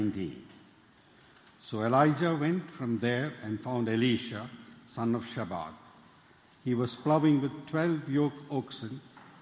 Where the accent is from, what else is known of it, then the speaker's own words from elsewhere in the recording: Kerala, India; moved away as an adult; also born or lived in Memphis, Tennessee; now in New York City, United States; I was born in India. I came to New York City about 25 years ago.